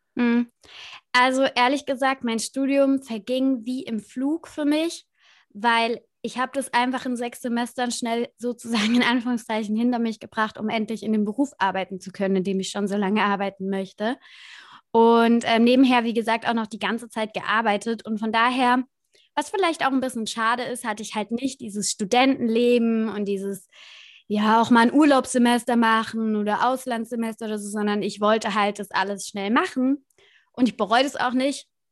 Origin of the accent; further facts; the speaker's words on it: Kaiserslautern, Rhineland-Palatinate, Germany; ich komme aus Kaiserslautern, aus Rheinland-Pfalz und habe das beim Lokalradio gemacht